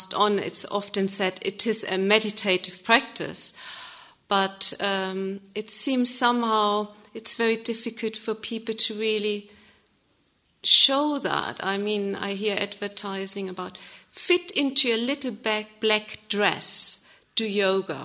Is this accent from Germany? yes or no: yes; Germany; English is a second language; moved away as an adult; now in England, United Kingdom; I'm from Germany. Moved here to England 9 years ago.